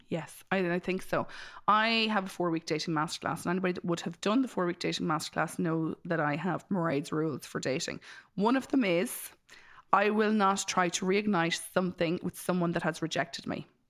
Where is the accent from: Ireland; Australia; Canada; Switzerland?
Ireland; as Irish people, we